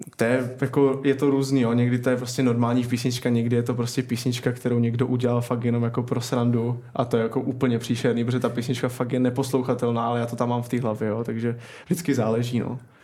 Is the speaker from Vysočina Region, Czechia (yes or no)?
no; Kroměříž, Zlín Region, Czechia; moved away as an adult; also born or lived in Vsetín; now in Tampere, Finland; vyrůstal jsem nebo začal jsem v Kroměříži